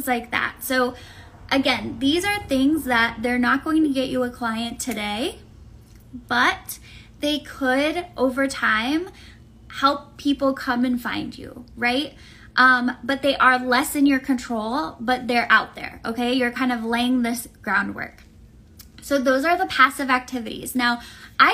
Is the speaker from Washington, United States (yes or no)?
no; Tampa, Florida, United States; I'm from Tampa, so we have Florida men, we have alligators, we have very strange weather.